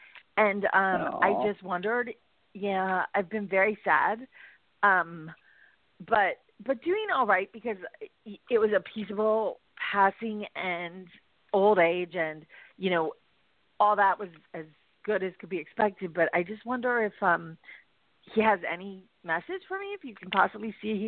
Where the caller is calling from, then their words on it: Los Angeles, California, United States; I am calling from Los Angeles.